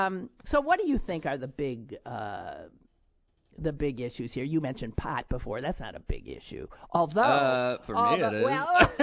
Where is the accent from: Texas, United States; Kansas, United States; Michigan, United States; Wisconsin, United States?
Wisconsin, United States; Green Bay; I grew up in Green Bay, Wisconsin, and actually in a little section called Alloway, which was named after a French Jesuit priest, Father Claude Alloway.